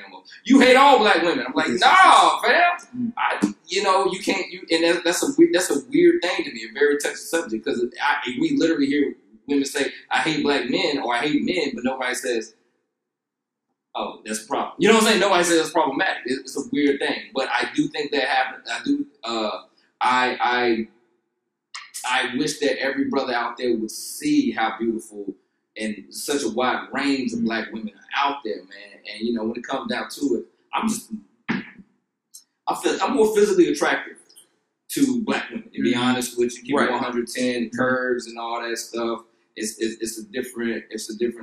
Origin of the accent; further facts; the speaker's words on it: the South, United States; now in Los Angeles, United States; growing up in the South